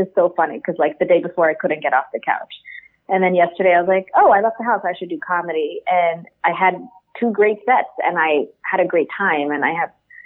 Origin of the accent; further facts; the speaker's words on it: New York City, New York, United States; I'm a New Yorker.